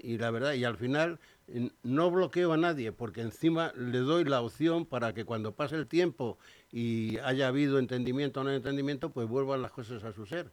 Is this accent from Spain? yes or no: yes; Spain; somos así los españoles